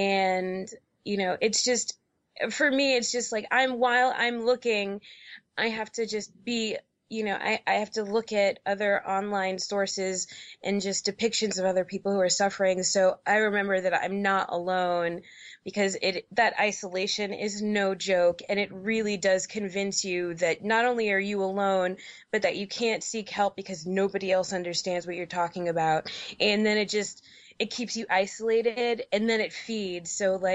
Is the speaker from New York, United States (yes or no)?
yes; New York City, New York, United States; also born or lived in Georgia; now in Portland, United States; I grew up in New York City, so I had a lot more resources there. And then when I moved to Georgia, I had some more resources there.